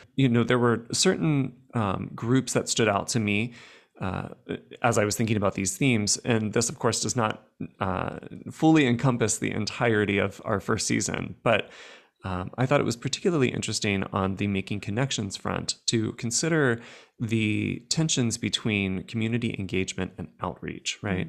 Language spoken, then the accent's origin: English; United States; I'm speaking as an American